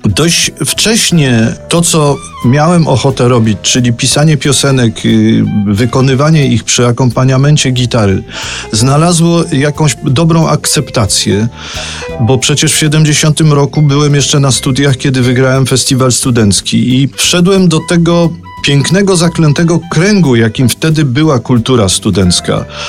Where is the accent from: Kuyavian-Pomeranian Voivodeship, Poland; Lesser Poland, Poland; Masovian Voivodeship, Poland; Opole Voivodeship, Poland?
Lesser Poland, Poland; Kraków; to jest moje rodzinne miasto i jestem do niego przywiązany